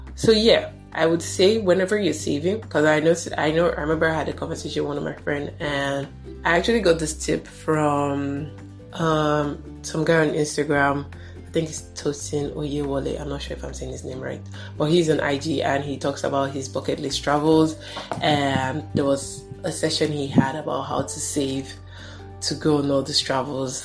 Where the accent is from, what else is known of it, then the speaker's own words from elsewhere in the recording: Nigeria; me as a Nigerian here